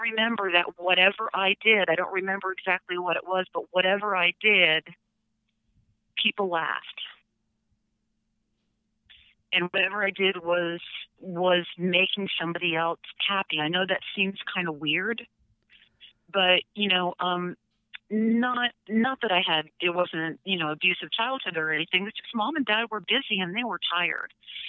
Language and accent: English; Norwalk, Connecticut, United States; I'm from Norwalk, Connecticut, which is, if you know the song … it's not too much longer than that. It's probably 48 minutes on the train line.